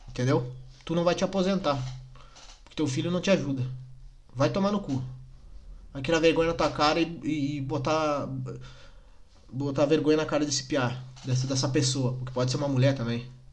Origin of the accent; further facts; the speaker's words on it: Nova Petrópolis, Rio Grande do Sul, Brazil; eu sou de Nova Petrópolis